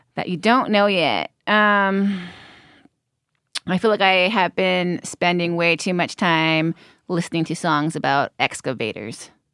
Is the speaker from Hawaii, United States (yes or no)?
yes; Hawaii, United States; growing up in Hawaii